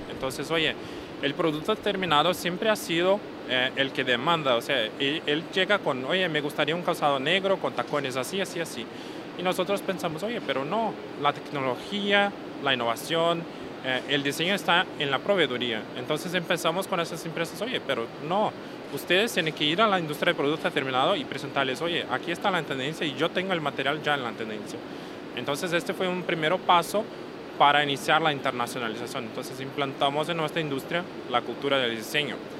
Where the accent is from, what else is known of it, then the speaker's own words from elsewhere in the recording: Brazil; aunque seamos brasileños, somos brasileños